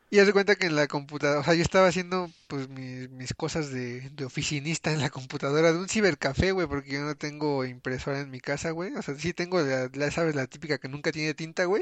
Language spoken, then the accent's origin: Spanish; Mexico; nos unimos como, ahora sí que como mexicanos